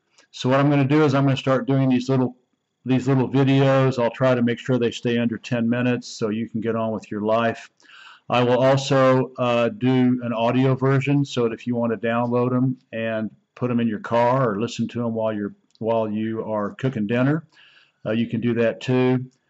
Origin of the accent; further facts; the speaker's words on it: Oklahoma, United States; moved away as an adult; also born or lived in China; Oklahoma, my home state back in the United States